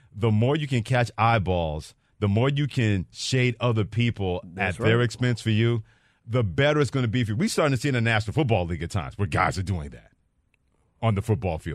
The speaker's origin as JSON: {"language": "English", "region": "New York", "country": "United States", "tie": "born or raised there", "said": "in my hometown of New York"}